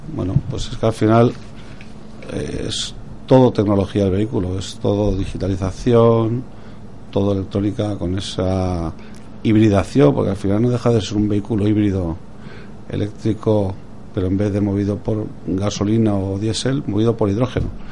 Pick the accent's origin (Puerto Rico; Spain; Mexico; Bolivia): Spain; como español